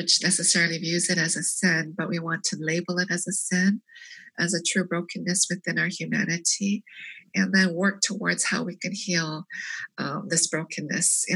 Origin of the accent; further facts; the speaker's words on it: South Korea; also born or lived in Canada; now in United States; I was born in Korea and we immigrated to Canada in 1975. So living in 3 different countries